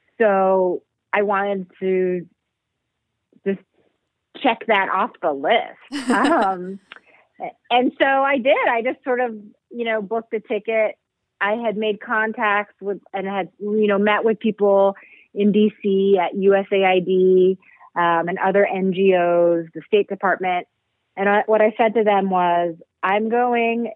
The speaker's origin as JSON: {"language": "English", "town": "Jersey City", "region": "New Jersey", "country": "United States", "tie": "born or raised there", "also_born_or_lived": "Missoula, Montana / Bali", "moved": "as an adult", "said": "I grew up right outside of New York City in Jersey City, which was like pretty rough and tough when I grew up."}